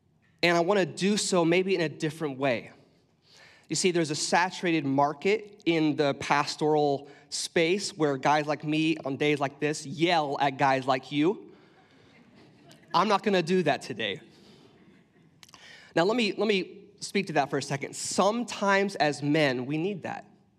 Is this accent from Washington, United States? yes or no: yes; Washington, United States; I grew up in Central Washington, and I grew up snowboarding and hiking out in the snow.